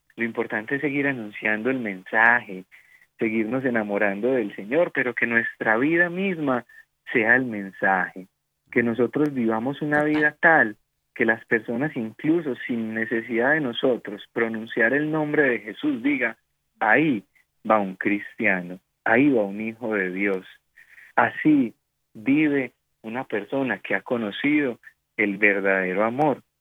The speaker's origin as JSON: {"language": "Spanish", "country": "Colombia", "said": "como decimos aquí en mi país"}